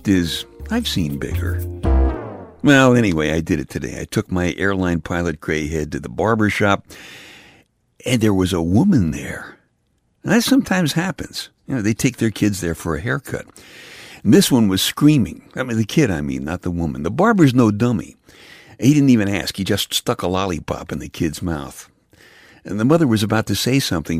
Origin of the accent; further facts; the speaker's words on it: Brooklyn, New York, United States; now in Pennsylvania, United States; My brother Jeff and I grew up in Brooklyn